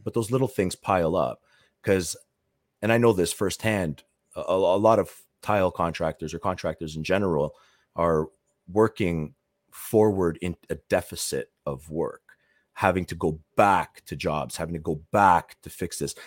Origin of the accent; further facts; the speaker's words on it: Toronto, Ontario, Canada; I'm from the Toronto area